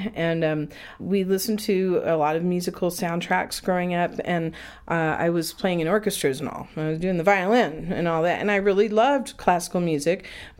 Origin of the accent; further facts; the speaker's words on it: Fayetteville, Arkansas, United States; My hometown is Fayetteville, Arkansas, northwest Arkansas there in the Ozarks.